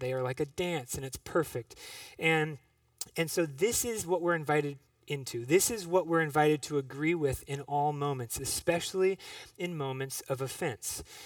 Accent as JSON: {"language": "English", "town": "Minneapolis", "region": "Minnesota", "country": "United States", "tie": "born or raised there", "said": "I grew up in Minneapolis"}